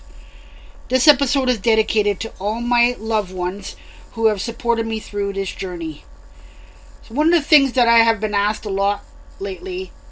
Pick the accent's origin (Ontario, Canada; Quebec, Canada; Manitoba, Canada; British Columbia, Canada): Quebec, Canada; Montreal; moved away as an adult; now in Saskatchewan, Canada; I was born and raised in Montreal, the West Island to those who live in Montreal